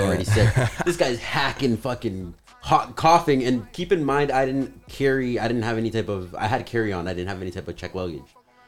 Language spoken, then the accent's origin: English; Canada; I'm Canadian